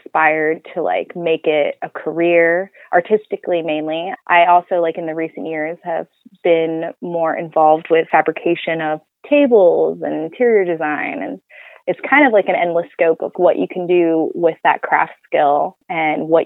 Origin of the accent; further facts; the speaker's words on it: Oakland, California, United States; I'm originally from Oakland